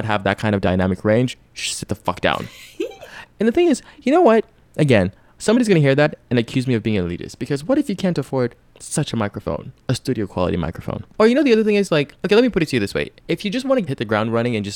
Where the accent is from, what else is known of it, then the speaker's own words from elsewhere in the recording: Lagos, Nigeria; That city where I'm from, my hometown